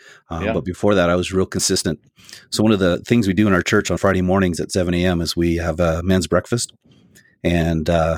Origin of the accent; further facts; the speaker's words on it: Saskatchewan, Canada; moved away as an adult; also born or lived in Wyoming; now in Red Lodge, United States; I'm from the Canadian prairies. That's Saskatchewan, where it doesn't get much flatter. And I grew up there